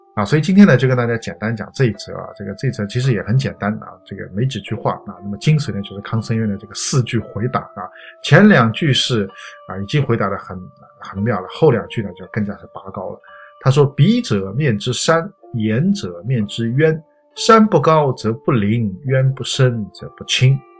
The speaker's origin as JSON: {"language": "Chinese", "country": "China", "said": "我们中国人"}